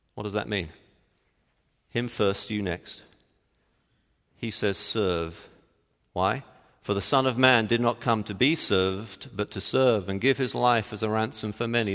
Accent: Texas, United States; moved away as an adult; I'm from Texas

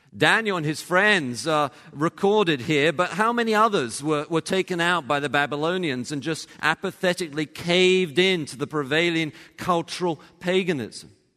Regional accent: England, United Kingdom; moved away; I actually grew up in England and, uh, you know, was born there, went to university there

